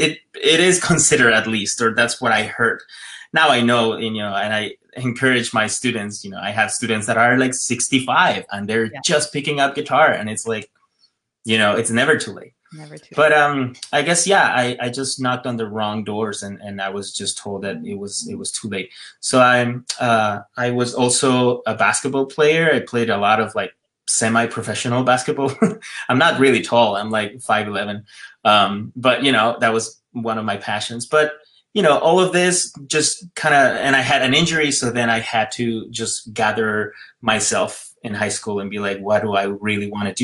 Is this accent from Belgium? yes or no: no; Ecuador; moved away as an adult; also born or lived in West Hollywood, United States; now in United States; I'm from Ecuador, and I was born and raised there. I moved here, you know, when I was 21